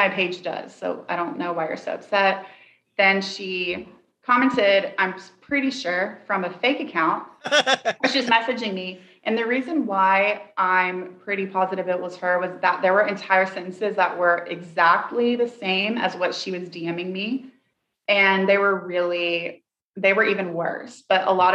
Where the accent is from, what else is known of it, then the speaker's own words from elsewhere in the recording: Tennessee, United States; I'm from Tennessee and I say, a hurt dog will holler.